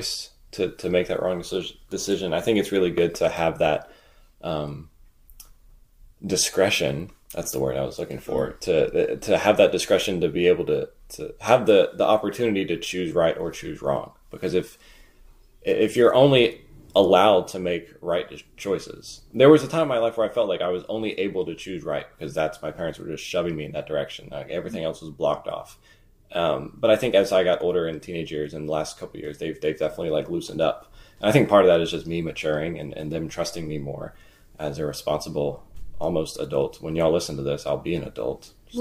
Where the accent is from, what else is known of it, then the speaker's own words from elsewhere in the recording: Raleigh, North Carolina, United States; I'm from Raleigh